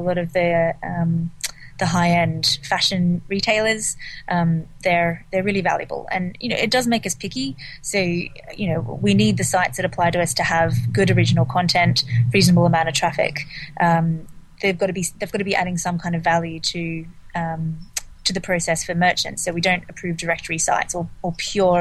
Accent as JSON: {"language": "English", "country": "Australia", "moved": "yes", "lives_now": "London, United Kingdom", "said": "I'm from Australia. I live in London, and I spend half my time in New York and San Francisco."}